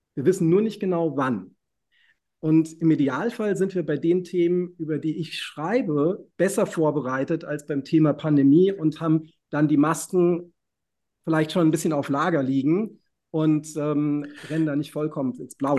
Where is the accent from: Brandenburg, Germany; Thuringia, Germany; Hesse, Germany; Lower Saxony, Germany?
Hesse, Germany; Reinheim; ich bin in der Schillerstraße halb aufgewachsen.